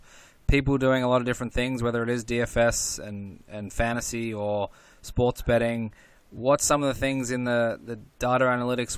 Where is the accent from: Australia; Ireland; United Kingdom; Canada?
Australia; moved away as an adult; now in United States; I grew up in Australia for the first 25 years of my life. So coming to the US for the last sort of 5 or 6